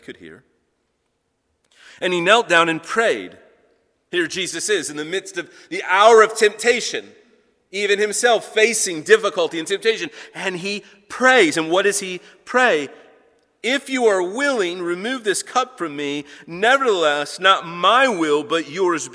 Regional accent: United States; as American Christians, as Christians living here in America

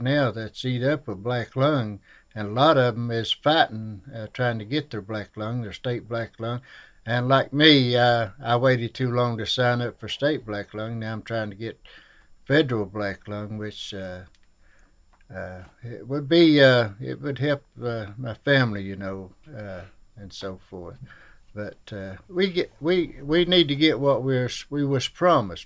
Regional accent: Shelby Gap, Kentucky, United States

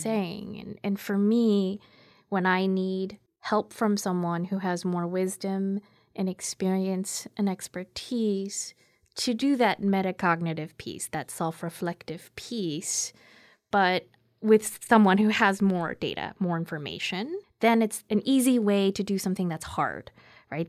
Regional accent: United States; also born or lived in Korea; I very much identify as simply American

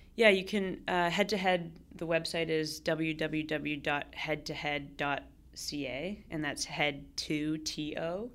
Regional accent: Toronto, Ontario, Canada; also born or lived in Vancouver; I grew up in Toronto

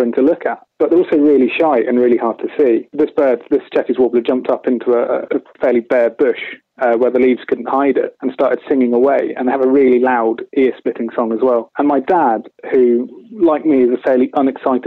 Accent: East Anglia, East of England, United Kingdom; Growing up in East Anglia

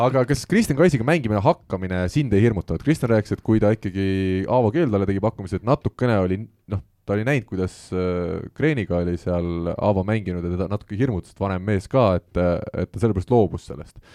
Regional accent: Estonia; me oleme eestlased

